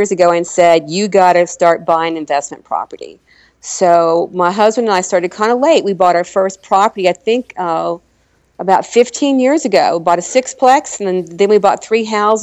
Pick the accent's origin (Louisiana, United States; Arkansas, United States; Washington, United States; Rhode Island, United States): Arkansas, United States; moved away; I'm from Arkansas originally